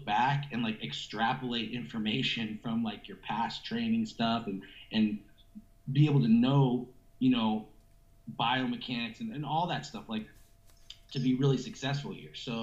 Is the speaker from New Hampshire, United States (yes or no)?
yes; Stratham, New Hampshire, United States; moved away as an adult; also born or lived in Worcester, Massachusetts; now in Ohio, United States; I grew up in Stratham, New Hampshire